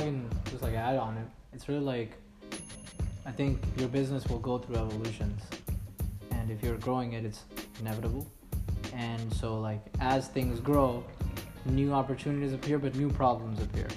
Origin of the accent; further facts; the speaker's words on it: Mumbai, Maharashtra, India; now in Montreal, Canada; I'm originally from Mumbai in India